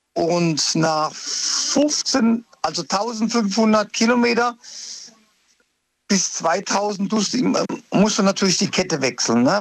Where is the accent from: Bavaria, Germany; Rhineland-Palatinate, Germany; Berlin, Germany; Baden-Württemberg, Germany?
Rhineland-Palatinate, Germany; Ludwigshafen; moved away as an adult; also born or lived in Cologne; now in Ludwigshafen, Germany; ich bin ja ein Pelzer, ich bin in der Gartenstadt geboren